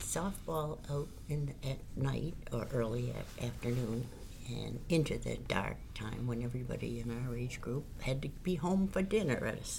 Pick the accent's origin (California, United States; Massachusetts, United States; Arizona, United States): Massachusetts, United States; one of my earliest memories is coasting down Carlton Road, my hometown street.